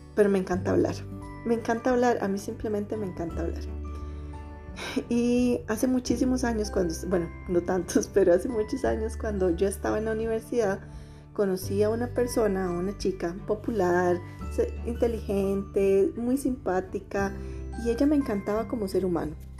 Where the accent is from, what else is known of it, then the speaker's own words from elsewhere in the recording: Costa Rica; soy una mujer de Costa Rica